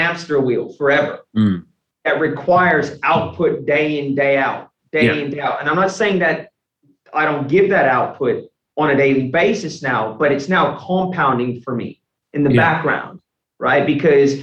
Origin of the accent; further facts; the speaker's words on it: United States; moved away as an adult; also born or lived in Australia (born) / Brisbane, Australia; now in Melbourne, Australia; my whole life in the US